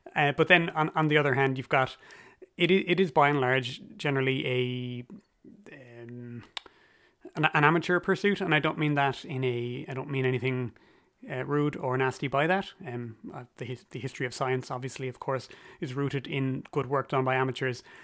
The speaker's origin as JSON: {"language": "English", "town": "Cork", "region": "Munster", "country": "Ireland", "tie": "born or raised there", "said": "my hometown is Cork City"}